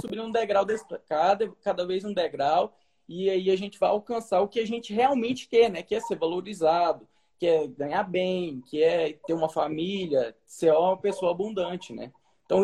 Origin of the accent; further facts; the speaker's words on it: Brazil; also born or lived in Portugal; o meu país, onde eu nasci